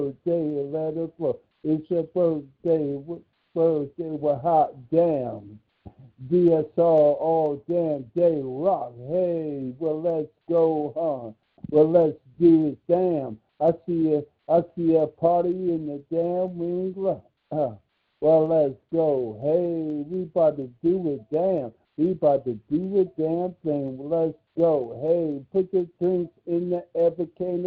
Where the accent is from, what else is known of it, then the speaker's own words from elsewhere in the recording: Washington, District of Columbia, United States; I'm from Washington, D.C., originally